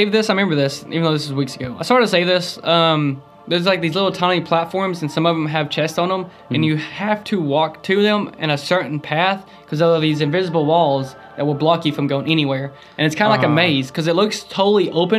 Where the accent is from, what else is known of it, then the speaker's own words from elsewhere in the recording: the South, United States; I'm from the South